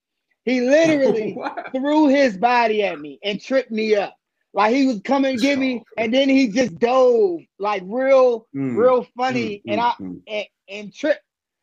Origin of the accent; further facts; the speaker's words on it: Washington, District of Columbia, United States; I'm from Washington, D.C.